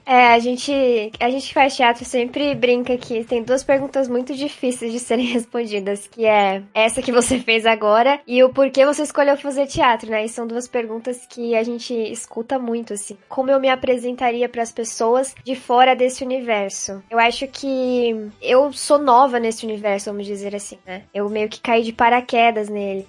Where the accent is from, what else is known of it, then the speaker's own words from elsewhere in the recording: Barra Velha, Santa Catarina, Brazil; also born or lived in Joinville; Eu nasci em Joinville, mas a gente morou sempre em Barra Velha, do ladinho